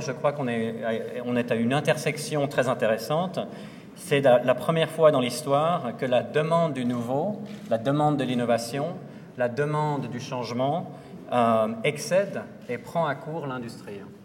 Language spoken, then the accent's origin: French; Lausanne, Vaud, Switzerland; moved away; à Lausanne, dans ma ville natale